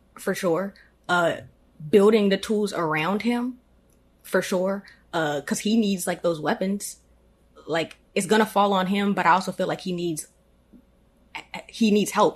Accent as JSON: {"language": "English", "town": "Annapolis", "region": "Maryland", "country": "United States", "tie": "born or raised there", "said": "born and raised in Annapolis, Maryland"}